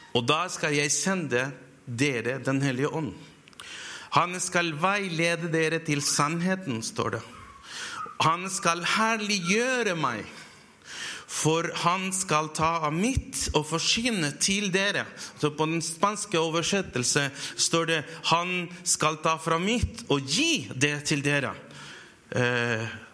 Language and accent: Norwegian; Chile; now in Hamar, Norway; jeg kommer fra Chile